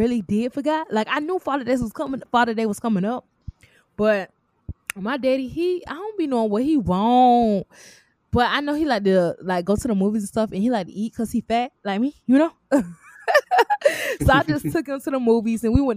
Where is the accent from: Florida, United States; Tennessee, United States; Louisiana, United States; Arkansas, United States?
Florida, United States; Miami; I'm from Miami